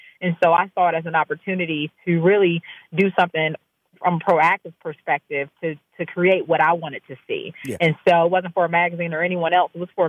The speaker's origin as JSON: {"language": "English", "region": "Maryland", "country": "United States", "tie": "born or raised there", "said": "I'm an East Coast person, yes. I'm based here, born and raised, left for a little while"}